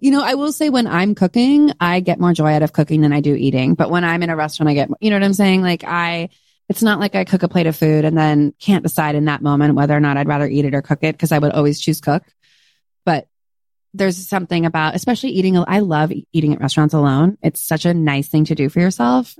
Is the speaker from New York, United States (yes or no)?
no; California, United States; I'm from California. It's in my blood